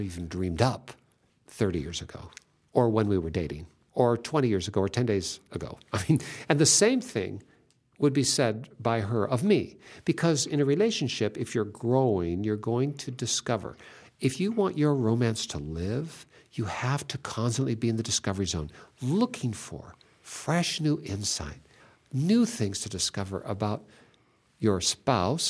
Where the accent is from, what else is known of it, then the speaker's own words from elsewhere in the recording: Pacific Northwest, Puget Sound, Washington, United States; I'm from the Pacific Northwest